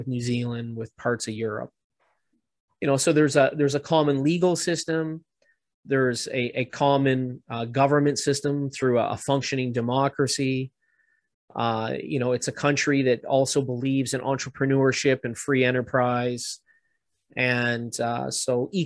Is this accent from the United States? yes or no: no; Canada; as a Canadian